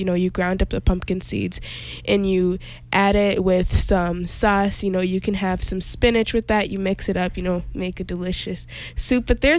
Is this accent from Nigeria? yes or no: yes; Nigeria; now in Chicago, United States; I am from Nigeria